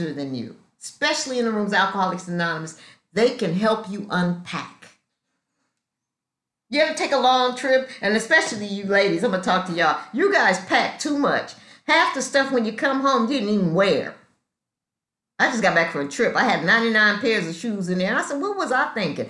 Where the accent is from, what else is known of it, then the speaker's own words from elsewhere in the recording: Los Angeles, California, United States; moved away as an adult; now in Atlanta, United States; I was raised in Los Angeles, got sober in Los Angeles, and I've been in Atlanta for 15 years.